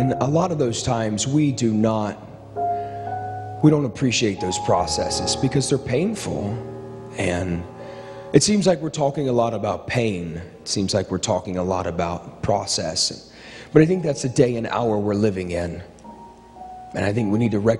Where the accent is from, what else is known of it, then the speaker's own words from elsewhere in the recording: Ohio, United States; I grew up in Ohio